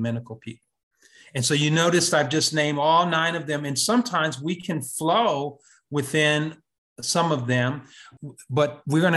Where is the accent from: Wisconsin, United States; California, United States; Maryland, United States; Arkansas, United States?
Wisconsin, United States; Kenosha; moved away as an adult; also born or lived in Atlanta, Georgia / Brooklyn, New York / Harlem, New York / Cambridge, Massachusetts; I was born in Wisconsin in Kenosha. I went to Kenosha Public Schools